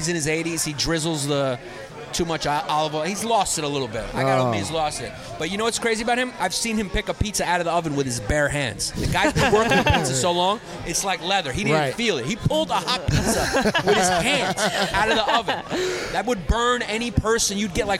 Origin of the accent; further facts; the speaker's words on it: Queens, New York, United States; Growing up in Queens can be considered a little Puerto Rican, too.